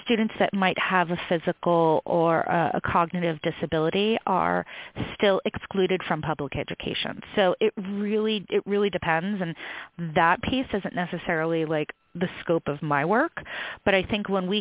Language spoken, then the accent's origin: English; New York, United States; now in California, United States; I'm originally from New York too